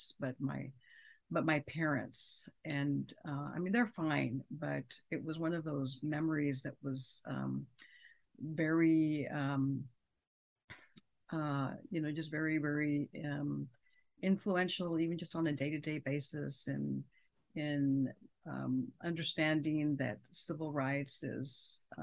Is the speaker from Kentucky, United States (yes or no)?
no; San Angelo, Texas, United States; moved away as an adult; also born or lived in Austin, Texas / Riverside, California / Stanford, California; I'm from West Texas. I grew up there, went to school there